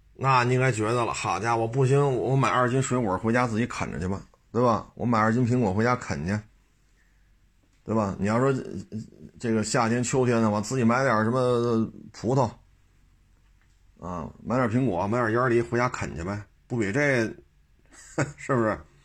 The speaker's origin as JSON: {"language": "Chinese", "region": "Beijing", "country": "China", "tie": "born or raised there", "said": "我就生在这儿，长在这儿"}